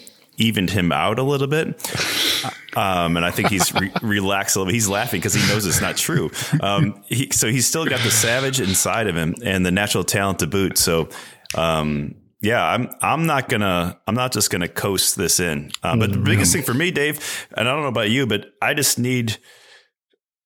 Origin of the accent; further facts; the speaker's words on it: Chicago, Illinois, United States; moved away as an adult; also born or lived in Girona; Chicago, where my wife and I both grew up